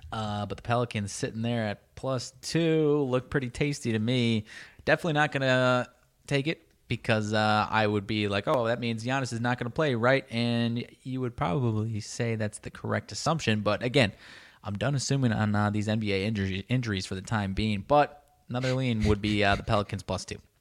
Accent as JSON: {"language": "English", "area": "about forty minutes from NIU", "region": "Illinois", "country": "United States", "tie": "born or raised there", "said": "my hometown was about forty minutes away from N I U"}